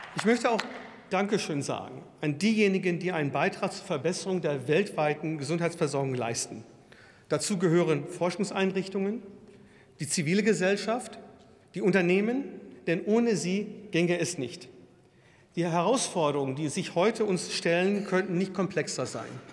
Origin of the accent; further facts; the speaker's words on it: Würzburg, Bavaria, Germany; in meiner Heimatstadt Würzburg